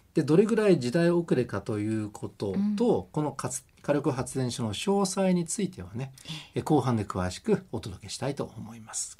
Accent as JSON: {"language": "Japanese", "area": "Kamakura or Fujisawa", "region": "Kanagawa", "country": "Japan", "tie": "born or raised there", "moved": "yes", "said": "神奈川県の鎌倉とか藤沢あたりで過ごした"}